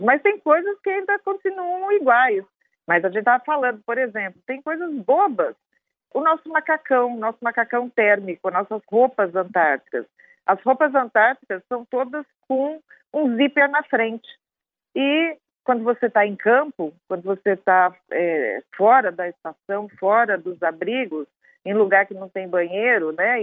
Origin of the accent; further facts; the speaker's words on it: Brazil; como brasileiro, como pesquisadora